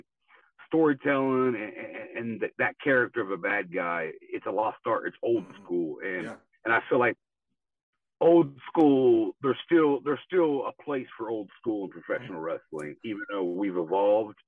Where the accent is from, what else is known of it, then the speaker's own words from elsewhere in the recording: Tulsa, Oklahoma, United States; I grew up here in Tulsa, Oklahoma